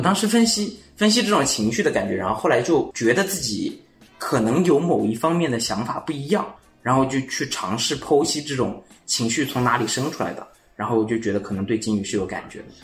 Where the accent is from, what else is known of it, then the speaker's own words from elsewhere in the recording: Jiangsu, China; moved away; also born or lived in Chengdu; 我是江苏那边的